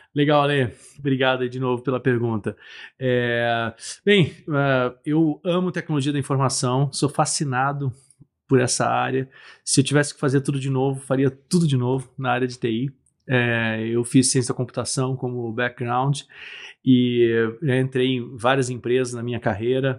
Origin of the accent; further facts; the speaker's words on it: Brazil; eu nasci no Brasil